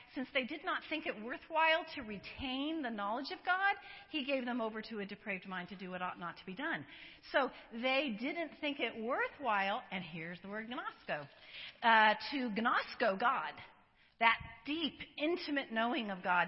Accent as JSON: {"language": "English", "region": "Colorado", "country": "United States", "tie": "born or raised there", "moved": "yes", "lives_now": "San Diego, United States", "said": "I live in San Diego. I was born in, uh, not born, but I was raised in Colorado."}